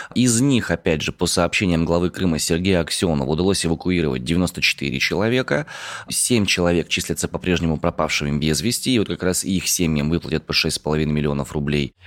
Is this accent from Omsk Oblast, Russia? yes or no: yes; Omsk, Omsk Oblast, Russia; я родом из Омска.